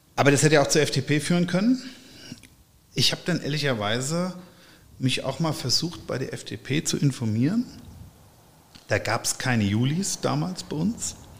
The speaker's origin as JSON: {"language": "German", "town": "Erbach", "region": "Hesse", "country": "Germany", "tie": "born or raised there", "moved": "as an adult", "lives_now": "Wiesbaden, Germany", "said": "ich bin aufgewachsen in Erbach im Rheingau, in einem Weingut, das wissen, glaube ich, die meisten, und habe da auch die ersten 39 Jahre meines Lebens ähm, verbracht und gewohnt."}